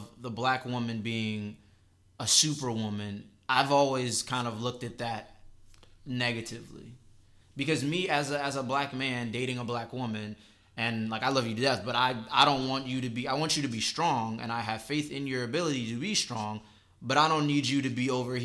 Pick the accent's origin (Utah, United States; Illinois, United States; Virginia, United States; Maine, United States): Virginia, United States; Northern; growing up in Northern Virginia